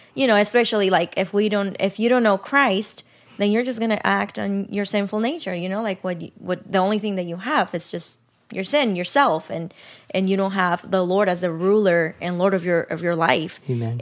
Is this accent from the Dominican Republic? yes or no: yes; Dominican Republic; now in United States; I grew up in Dominican Republic